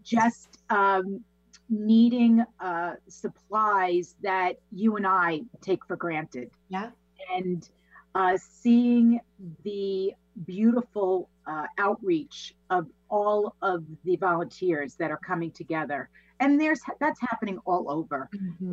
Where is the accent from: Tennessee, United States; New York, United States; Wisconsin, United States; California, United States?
New York, United States; Massapequa; born and raised in Massapequa, New York